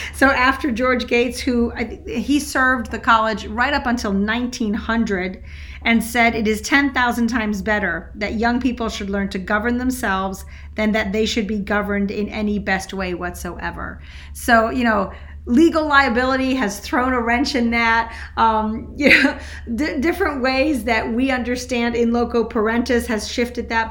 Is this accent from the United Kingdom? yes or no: no; Switzerland; moved away; I grew up in Switzerland